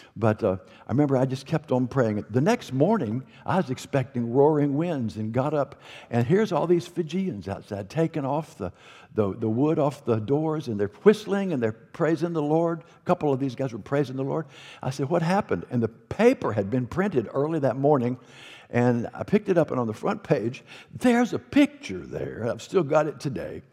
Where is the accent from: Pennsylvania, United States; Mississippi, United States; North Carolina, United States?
North Carolina, United States; North Carolina, my home state